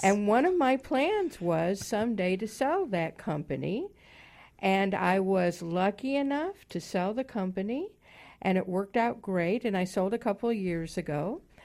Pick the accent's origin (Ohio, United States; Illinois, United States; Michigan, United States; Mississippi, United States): Illinois, United States; Chicago; moved away; originally from the Midwest also. I grew up in Chicago